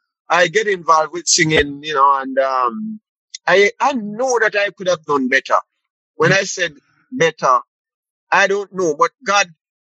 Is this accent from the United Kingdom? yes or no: no; Kingston, Jamaica; born or raised there; moved away as an adult; also born or lived in Sligoville, St. Catherine, Jamaica; now in Toronto, Canada